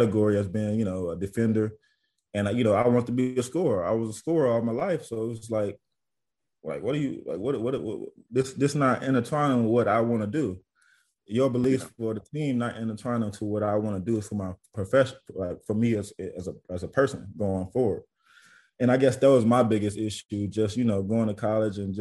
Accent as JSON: {"language": "English", "town": "Jackson", "region": "Tennessee", "country": "United States", "also_born_or_lived": "Gainesville, Florida / Bakersfield, California / Australia", "moved": "as an adult", "lives_now": "Eilat, Israel", "said": "I'm from Jackson, Tennessee, bro. Small Jackson. Everybody speak Jacksonese where I'm from"}